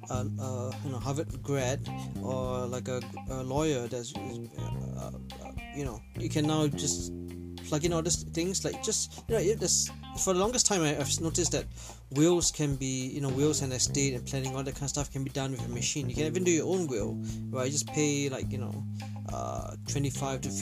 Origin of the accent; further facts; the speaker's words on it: Toronto, Ontario, Canada; Like some of you know, I'm from Toronto, and Raptors just won the NBA championship.